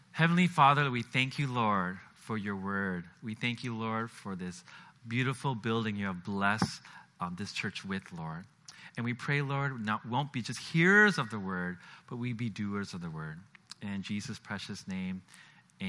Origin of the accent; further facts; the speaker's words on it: Seattle, Washington, United States; moved away as an adult; also born or lived in China / Singapore; I grew up in Seattle, Washington